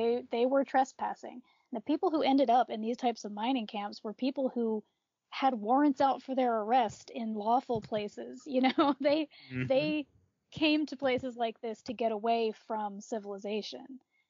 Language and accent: English; East Coast, United States; now in Montana, United States; I was born in Montana. I was raised on the East Coast, and now I've moved back to Montana, where I've been living for the past 6 years.